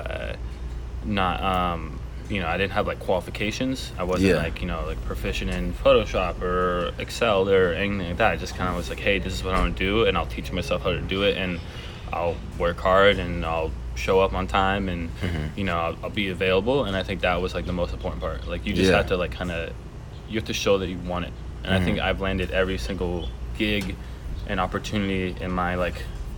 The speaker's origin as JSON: {"language": "English", "town": "Philadelphia", "region": "Pennsylvania", "country": "United States", "also_born_or_lived": "California", "moved": "yes", "lives_now": "San Diego, United States", "said": "I am from East Coast, Philadelphia, and I've been in California for actually like half my life at this point. But been down in San Diego now for a little over a year and a half"}